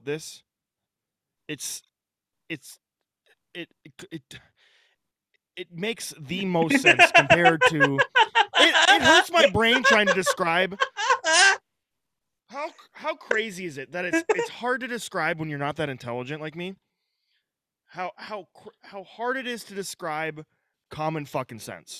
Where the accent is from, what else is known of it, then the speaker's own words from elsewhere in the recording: Northwestern Minnesota, United States; I'm from Northwestern Minnesota